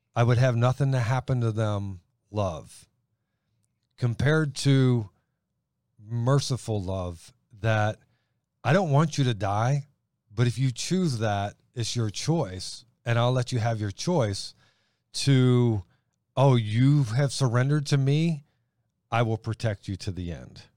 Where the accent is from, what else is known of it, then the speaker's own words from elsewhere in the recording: Elyria, Ohio, United States; also born or lived in Steubenville, Ohio; I was born in Steubenville, raised up around Lorraine, Elyria